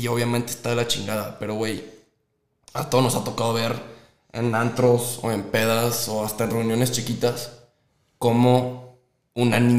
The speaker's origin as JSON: {"language": "Spanish", "town": "Guadalajara", "region": "Jalisco", "country": "Mexico", "tie": "born or raised there", "said": "yo llevo viviendo aquí desde, desde que nací, aquí nací y aquí me quedé."}